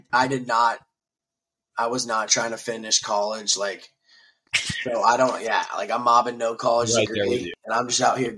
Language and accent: English; Nashville, Tennessee, United States; moved away as an adult; also born or lived in Dallas, Texas / Minnesota / Charleston; now in Tampa, United States; moved to Nashville when I was like 11, so like grew up in Nashville